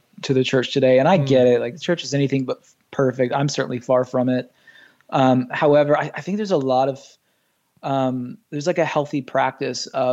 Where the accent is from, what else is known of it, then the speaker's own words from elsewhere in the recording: Nashville and Orlando, the South, United States; moved away as an adult; also born or lived in Michigan / Los Angeles / Atlanta / New York City; I was born in Michigan, but raised in Nashville and Orlando